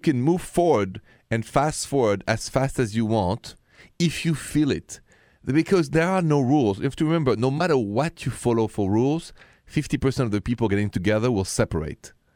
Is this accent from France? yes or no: yes; France; accent: French; my accent is French, français